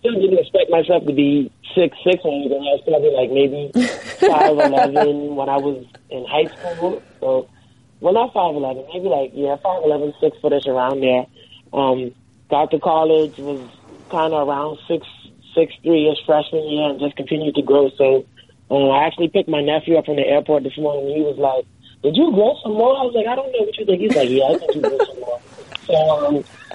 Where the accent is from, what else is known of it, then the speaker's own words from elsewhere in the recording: Freeport, Grand Bahama, Bahamas; moved away; growing up in the Bahamas